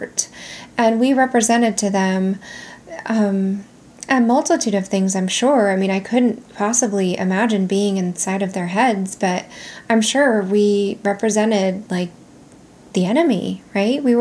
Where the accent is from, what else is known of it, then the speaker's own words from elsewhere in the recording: California, United States; moved away as an adult; also born or lived in Nevada; I made a big girl decision to leave my home state of California and move to Nevada.